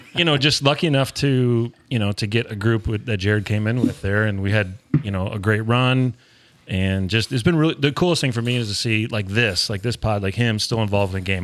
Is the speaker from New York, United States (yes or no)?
no; Hinckley, Illinois, United States; moved away; also born or lived in Champaign, Illinois / Springfield, Missouri / Chicago, Illinois; originally in Hinckley, Illinois